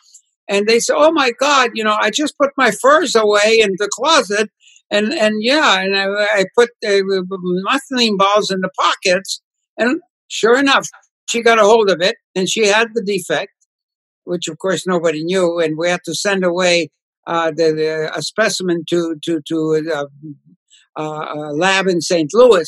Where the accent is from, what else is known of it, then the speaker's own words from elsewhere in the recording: Poland; English is a second language; my grandfather used to take me to the synagogue, and you know, growing up in Poland, you know, it was inevitably exposure to the Torah, to the prayers